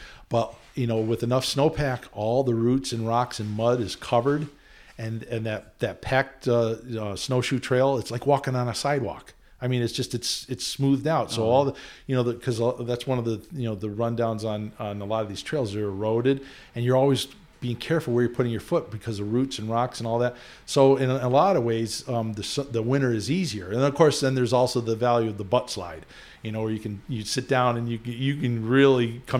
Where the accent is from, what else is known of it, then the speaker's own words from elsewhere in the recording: Queensbury, New York, United States; also born or lived in Newport, Rhode Island / Potsdam, New York; I grew up in Queensbury and I went to school at Clarkson in Potsdam